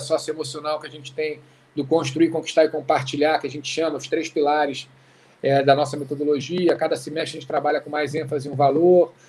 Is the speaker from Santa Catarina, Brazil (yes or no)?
no; Rio de Janeiro, Brazil; also born or lived in Oxford, England / Berkeley, California; Eu cresci no Rio de Janeiro, que é uma cidade muito doida